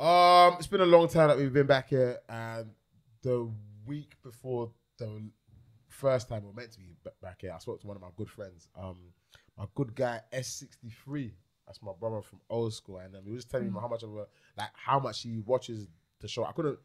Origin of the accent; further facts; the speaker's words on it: Michigan, United States; I'm from Michigan